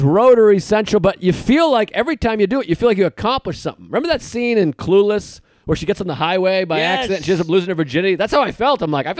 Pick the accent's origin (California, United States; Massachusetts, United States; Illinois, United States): Massachusetts, United States; Boston; I'm from Boston. I'm like, I live in, I'm Boston, baby.